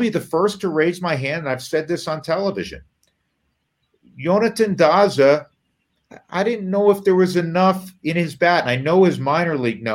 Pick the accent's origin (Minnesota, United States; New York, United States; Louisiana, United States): New York, United States; moved away; We're growing up in New York